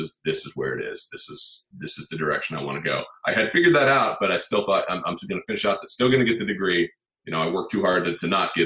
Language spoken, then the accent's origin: English; Palo Alto, California, United States; also born or lived in Los Angeles area, California; I was born and raised in Northern California in a town called Palo Alto